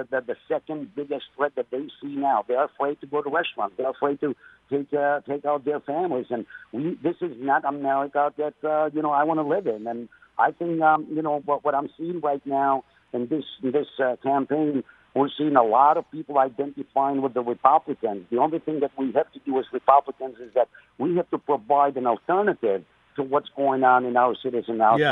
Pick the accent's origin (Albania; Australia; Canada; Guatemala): Albania; English is a second language; also born or lived in Detroit, Michigan; now in Michigan, United States; This country has been great to my family and I when we came from Albania as refugees 33 years ago. We didn't speak word of English